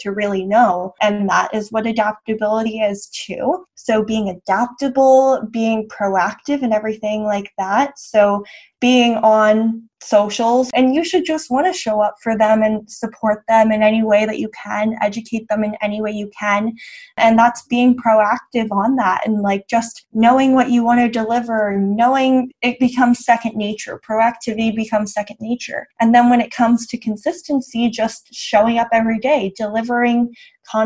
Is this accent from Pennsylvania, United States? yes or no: yes; West Chester, Pennsylvania, United States; moved away as an adult; also born or lived in North Carolina; now in Dallas, United States; Originally, I'm from Westchester, Pennsylvania, which is about 30 minutes outside of Philly